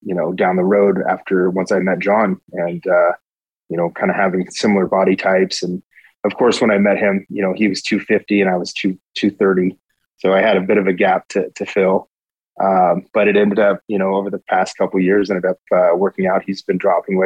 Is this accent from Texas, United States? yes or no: no; Rocklin, California, United States; also born or lived in Modesto, California; now in Colombia; I call Rockland home